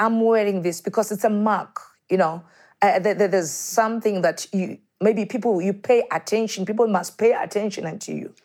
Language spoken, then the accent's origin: English; Soweto, Gauteng, South Africa; born and brought up in Soweto